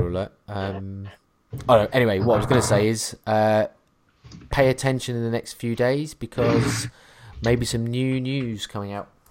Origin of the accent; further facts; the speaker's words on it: Norfolk, East of England, United Kingdom; I'm from Norfolk